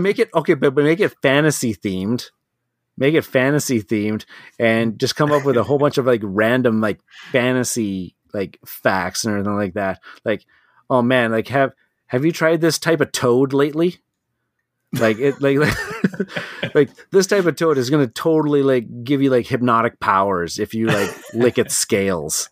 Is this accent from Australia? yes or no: no; Canada; being a Canadian